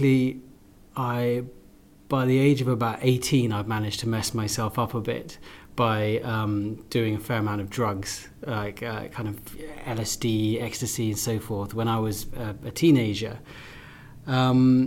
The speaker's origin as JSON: {"language": "English", "region": "London", "country": "United Kingdom", "tie": "born or raised there", "also_born_or_lived": "Russia", "said": "I grew up in London."}